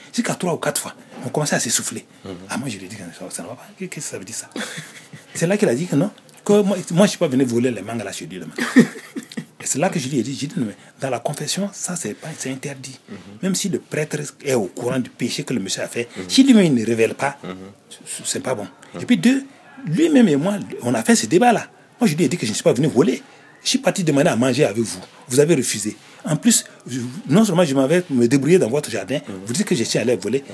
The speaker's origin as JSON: {"language": "French", "town": "Nouna", "region": "Boucle du Mouhoun", "country": "Burkina Faso", "tie": "born or raised there", "also_born_or_lived": "Fada N'Gourma, Burkina Faso", "said": "avec mes parents, donc dans la ville de mes parents, mais dans le collège, là, on était en l'internat"}